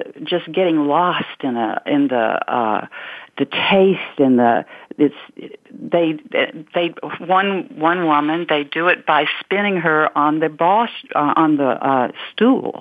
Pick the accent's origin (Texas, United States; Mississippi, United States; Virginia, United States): Mississippi, United States; Batesville; moved away as an adult; that was a wonderful place to grow up and a wonderful place to leave when I got to be 18